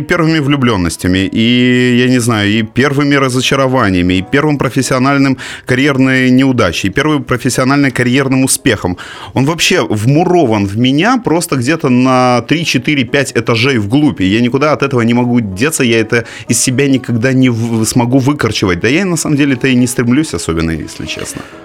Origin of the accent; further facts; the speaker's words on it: Simferopol, Crimea, Ukraine; moved away as an adult; Симферополь – это город, у которого есть монополия на мои детские воспоминания